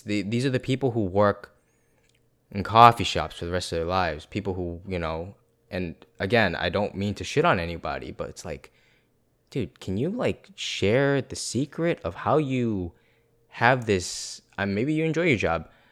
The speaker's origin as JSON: {"language": "English", "town": "Boston", "region": "East Coast", "country": "United States", "said": "I'm from the East Coast"}